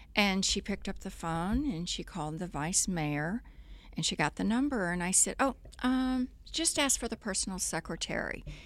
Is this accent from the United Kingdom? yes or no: no; Corpus Christi, Texas, United States; moved away; in Corpus growing up, I, uh, if I wasn't sailing every day, I was riding a horse